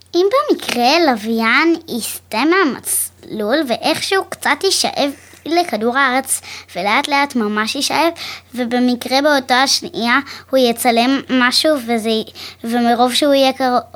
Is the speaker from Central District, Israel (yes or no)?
yes; Kfar Saba, Central District, Israel; מכפר סבא